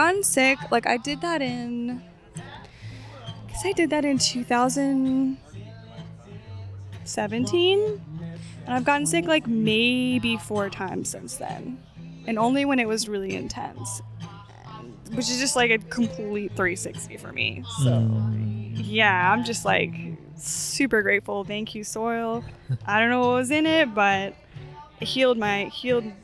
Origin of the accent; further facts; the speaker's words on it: North Carolina, United States; moved away as an adult; now in Maui, United States; the farm where I grew up in North Carolina